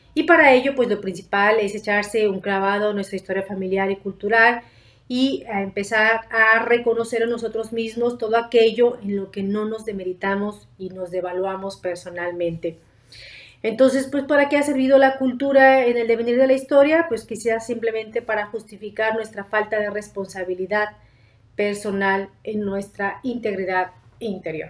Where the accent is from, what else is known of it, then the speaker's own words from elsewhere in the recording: Mexico; como mexicanos